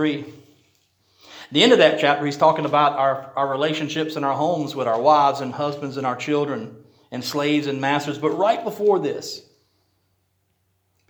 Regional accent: Rocky Mount, United States; The church I grew up in Rocky Mount

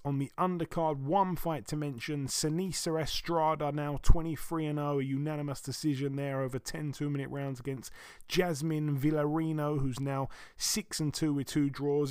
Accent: Croydon, London, United Kingdom; my hometown, um, Croydon

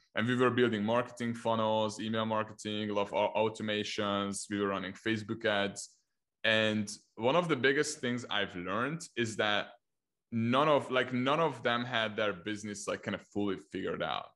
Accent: Hungary; first language Hungarian; English is a second language; I'm from Hungary, so I started in Hungarian, like helping Hungarian clients

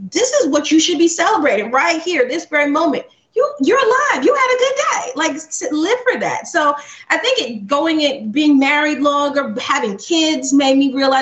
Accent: Alabama, United States; my dad is Jamaican, my mom is from Trinidad, and we grew up in Alabama. So that is a culture clash of Southern and Caribbean.

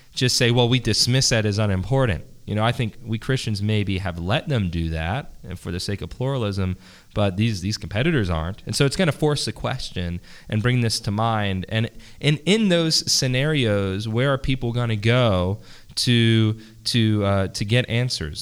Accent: Philadelphia, Pennsylvania, United States; I'm from Pennsylvania. I'm from Philadelphia

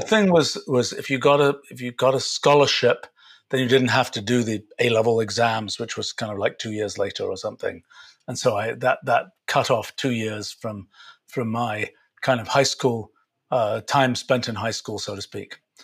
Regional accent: England, United Kingdom; I grew up in England.

